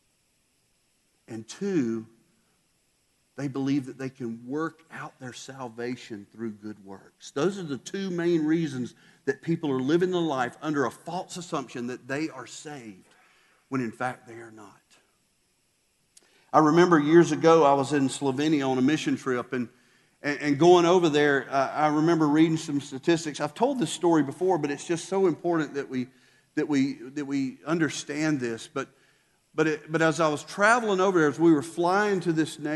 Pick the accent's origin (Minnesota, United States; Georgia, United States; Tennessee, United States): Georgia, United States; South; we were American, you know, South Georgia American too